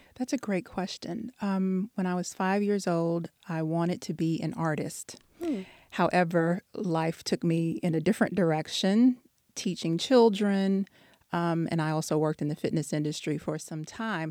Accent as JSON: {"language": "English", "region": "Texas", "country": "United States", "also_born_or_lived": "DMV (Washington, D.C. area)", "moved": "as an adult", "lives_now": "Washington, D.C. area, United States", "said": "I'm from Texas originally. Um, I've been here for about eight years"}